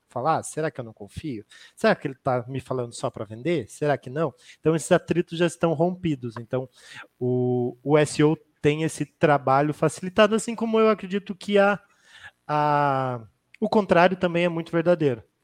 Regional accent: Curitiba, Paraná, Brazil; Hoje eu estou na Trinx, sou aqui de Curitiba

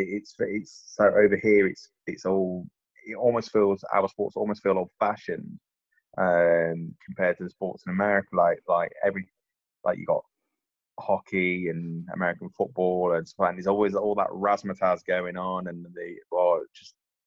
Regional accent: England, United Kingdom; this English guy

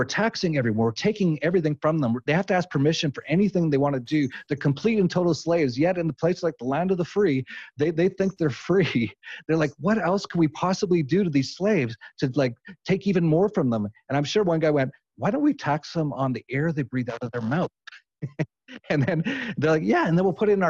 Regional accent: Edmonton, Alberta, Canada; moved away; I'm from Edmonton, Alberta.

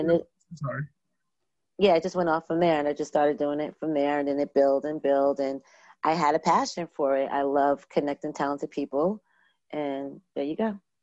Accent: Long Island, New York, United States; also born or lived in Brooklyn, New York; I was born in Brooklyn and um, raised on, went to school in Long Island, New York.

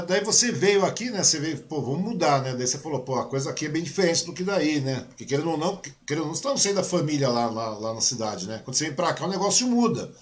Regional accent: Mogi das Cruzes, São Paulo, Brazil; eu nasci em Mogi também, né? Eu sou de Mogi, eu sou natural de Mogi das Cruzes

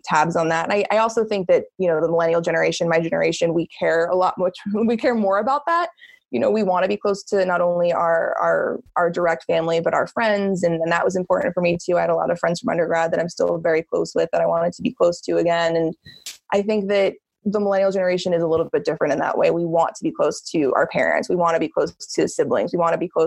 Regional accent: New Jersey, United States; moved away as an adult; also born or lived in Florida / Colorado; I am from New Jersey originally

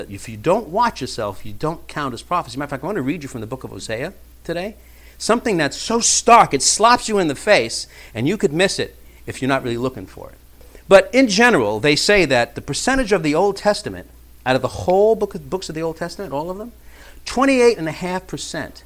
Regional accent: New York City, New York, United States; growing up in New York City in the 70s

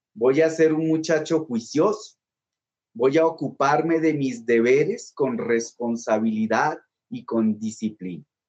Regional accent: Bogotá, Bogotá Capital District, Colombia; yo soy bogotano

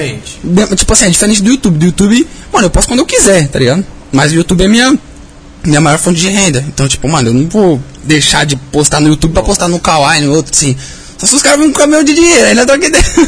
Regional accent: Cajamar, São Paulo, Brazil; nasci lá no interior mesmo, Cajamar

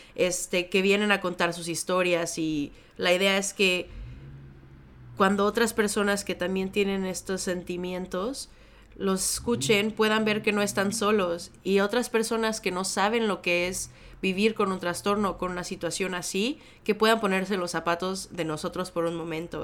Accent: Mexico; now in Chicago, United States; yo vengo de México originalmente, ahora vivo en Chicago

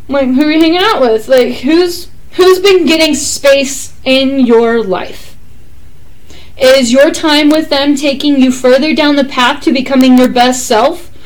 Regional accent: Texas, United States; I'm from Texas

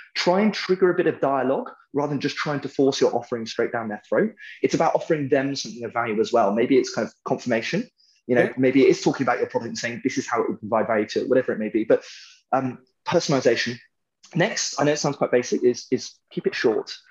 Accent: United Kingdom; I'm British

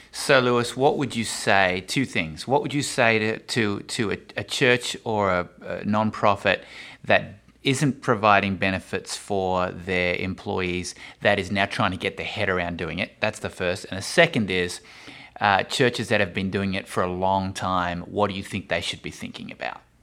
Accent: Australia; I'm Australian

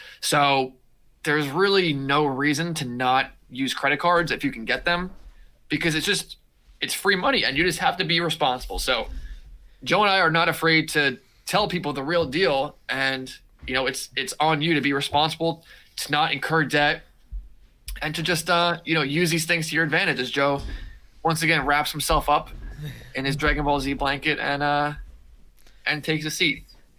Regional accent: India; I'm from India and I want to get started.

